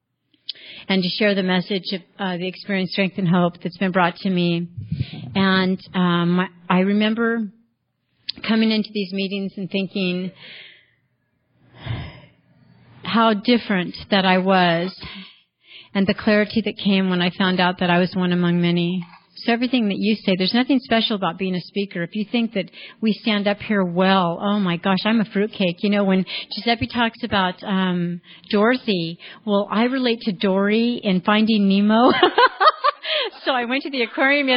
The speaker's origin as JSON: {"language": "English", "town": "Richmond", "region": "California", "country": "United States", "tie": "born or raised there", "moved": "yes", "lives_now": "Mariposa, United States", "said": "I was born in 1960 in Richmond, California, 23rd Street, gang territory. It was just a wonderful place"}